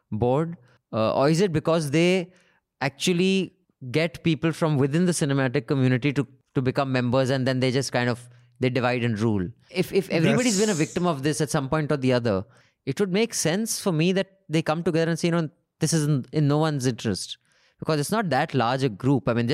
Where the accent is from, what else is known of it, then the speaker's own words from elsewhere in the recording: Delhi, India; I'm from Delhi.